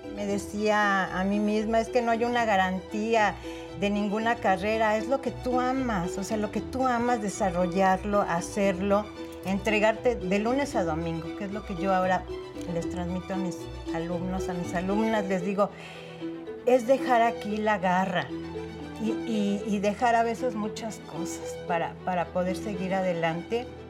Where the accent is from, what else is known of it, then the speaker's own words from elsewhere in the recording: Mexico City, Mexico; yo nací aquí en la Ciudad de México. Eh, me llevaron después a vivir a Contreras eh, por los dinamos cuando yo tendría unos 3, 4 años. Y ahí fue donde yo me desarrollé